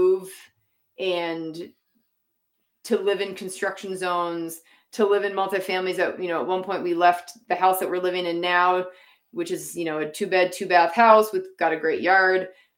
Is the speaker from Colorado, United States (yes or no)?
no; Massachusetts, United States; moved away as an adult; now in Utah, United States; I grew up in Massachusetts. I moved to Utah in 2016